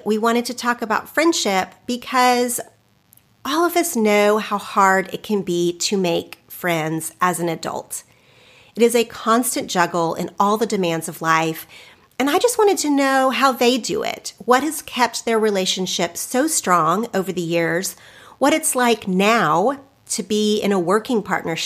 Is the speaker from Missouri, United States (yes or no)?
no; Oklahoma, United States; where I grew up in Oklahoma